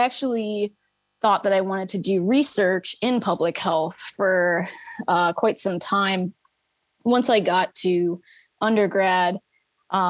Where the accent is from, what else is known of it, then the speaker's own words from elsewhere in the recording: Fishers, Indiana, United States; I was born and raised in Fishers, Indiana. And I am actually still currently here